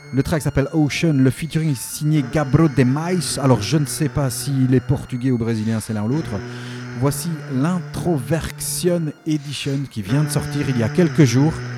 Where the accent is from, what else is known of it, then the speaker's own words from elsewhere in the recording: Belgium; accent: Belgian; mon accent belge